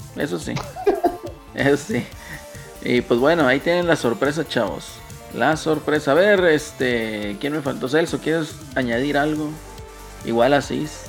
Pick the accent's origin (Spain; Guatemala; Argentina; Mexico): Mexico; northern Mexico; somos norteños